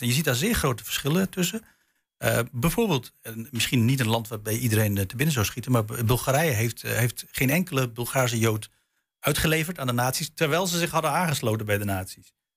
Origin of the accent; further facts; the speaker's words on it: Netherlands; ik ben zelf van Turks afkomst, mijn ouders komen uit Turkije, ik ben hier geboren